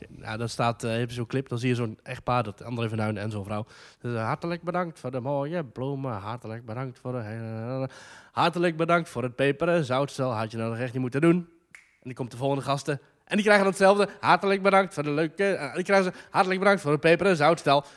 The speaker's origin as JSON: {"language": "Dutch", "country": "Netherlands", "said": "ik uit Nederland kom"}